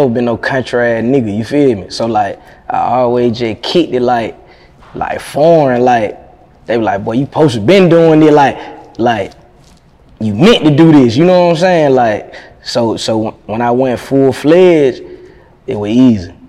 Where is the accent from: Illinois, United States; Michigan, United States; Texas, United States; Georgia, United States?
Georgia, United States; Athens; I'm from Athens.